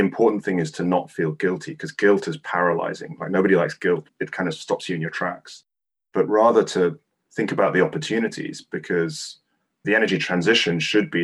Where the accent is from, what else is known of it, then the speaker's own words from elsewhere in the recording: Hong Kong; moved away; I grew up in the 80s and 90s, and I'm originally from Hong Kong